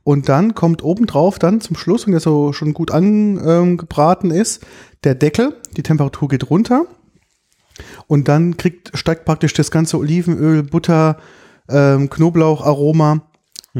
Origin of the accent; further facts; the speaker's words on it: Germany; bei uns in Deutschland